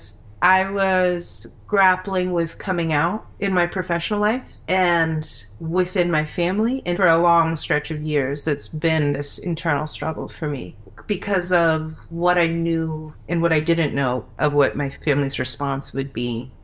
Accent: D.C., Virginia, United States; moved away; I grew up in Virginia, like right outside Washington, D.C.

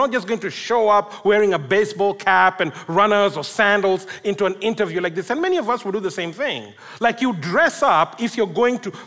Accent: Kenya; I come from Kenya, and I also speak Swahili

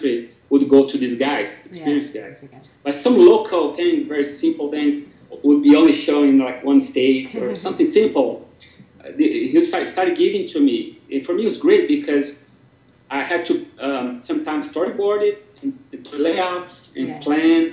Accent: Brazil; English is a second language; moved away as an adult; I started learning in the best studio in Brazil at the time with the best people

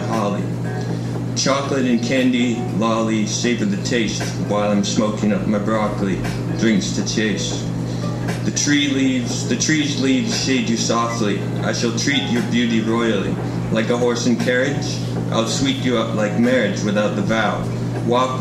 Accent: Toronto, Ontario, Canada; moved away as an adult; now in Kingston, Canada; I'm from Toronto, so I'm new to Kingston.

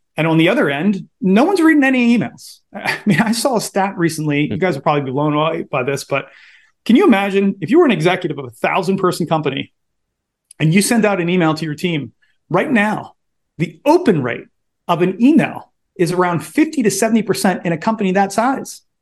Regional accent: Baltimore, Maryland, United States; I am originally from Baltimore, born and raised

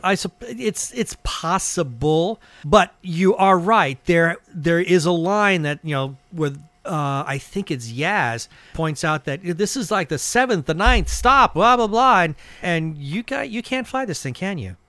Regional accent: suburb of San Francisco, California, United States; I was growing up in California and I was growing up in a suburb of San Francisco

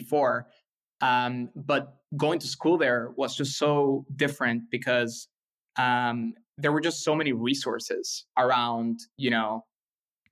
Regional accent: Caracas, Capital District, Venezuela; English is a second language; moved away as an adult; also born or lived in Boston; now in Los Angeles, United States; I was born in Caracas, like you said, and I stayed there until I was 17 years old.

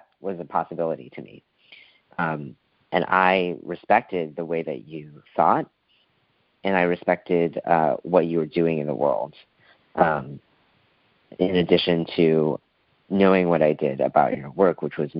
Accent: Midwest, United States; I am from the Midwest

